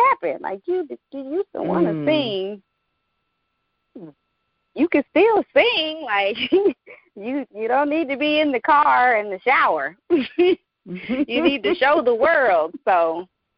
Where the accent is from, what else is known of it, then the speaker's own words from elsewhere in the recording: St. Louis, Missouri, United States; moved away as an adult; also born or lived in Denver, Colorado; now in Georgia, United States; that landed us in St. Louis, Missouri, which is where I actually grew up and made my stomping grounds